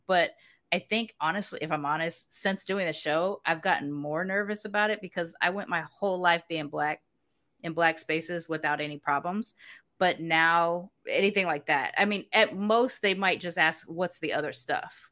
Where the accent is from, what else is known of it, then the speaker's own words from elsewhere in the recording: United States; moved away as an adult; now in Mexico; I grew up in the States, I have an ethnic identity